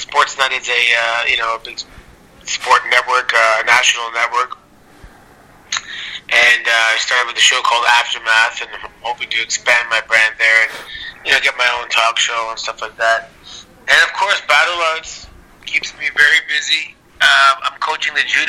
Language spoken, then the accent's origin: English; Toronto, Ontario, Canada; I grew up in Toronto, so we're just outside Toronto.